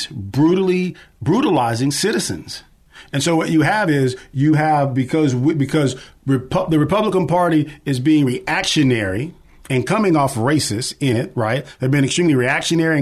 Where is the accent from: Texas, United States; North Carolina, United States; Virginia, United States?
Texas, United States; Rotan; I grew up in a small town called Rotan. It's R-O-T-A-N.